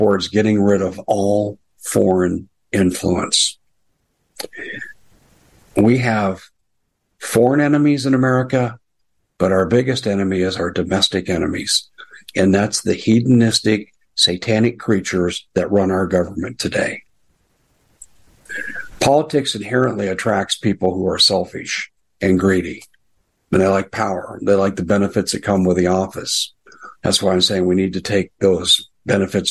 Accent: United States; I'm an American

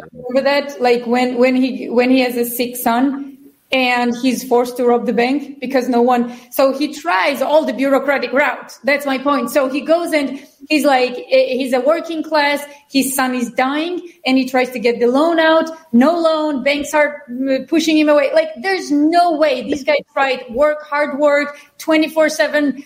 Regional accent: Georgia; now in United States; I'm from Georgia, even though I'm, a, I'm American citizen. I'm a double citizen.

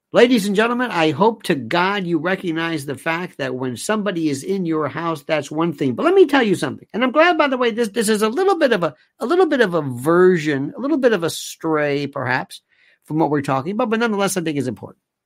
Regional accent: United States; we, as American citizens

